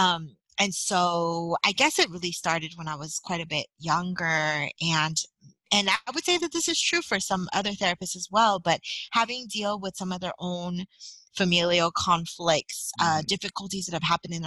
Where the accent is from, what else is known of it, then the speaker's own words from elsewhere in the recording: San Francisco, California, United States; I'm born and raised in San Francisco